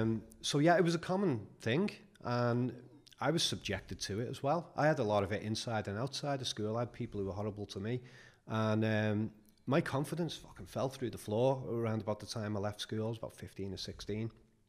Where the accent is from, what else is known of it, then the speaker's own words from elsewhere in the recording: Liverpool, North West England, United Kingdom; I was born in Netherley, lived there till I was seven, and. You know, in those times, Liverpool was rough and it stayed rough until at least 1990.